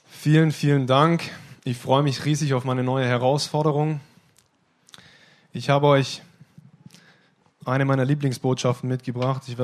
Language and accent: German; Ostfildern, Baden-Württemberg, Germany; also born or lived in Stuttgart; Ich bin in Ostfildern-Scharnhausen geboren, besser in Stuttgart geboren, aber in Ostfildern-Scharnhausen aufgewachsen.